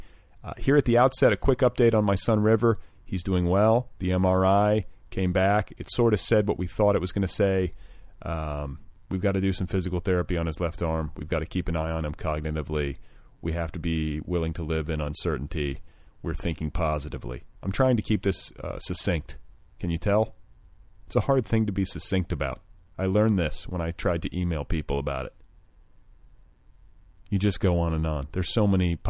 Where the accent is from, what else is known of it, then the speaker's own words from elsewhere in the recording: Los Angeles, California, United States; It's in L.A. It's right here in my hometown.